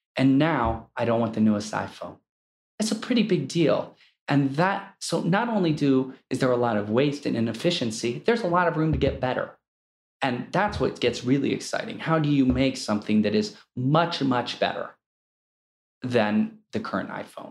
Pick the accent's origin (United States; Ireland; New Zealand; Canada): United States; Akron, Ohio; I grew up in Akron, Ohio, where it was the rubber capital of the world